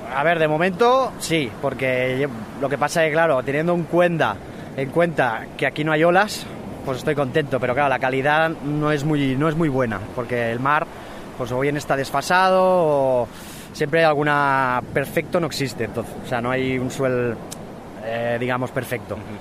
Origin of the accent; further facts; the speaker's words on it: Segur de Calafell, Catalonia, Spain; De Segur de Calafey